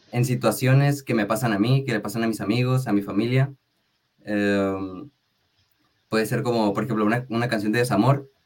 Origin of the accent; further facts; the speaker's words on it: Tijuana, Baja California, Mexico; also born or lived in Sinaloa; Yo soy de Tijuana, Baja California. Soy nacido aquí, en Tijuana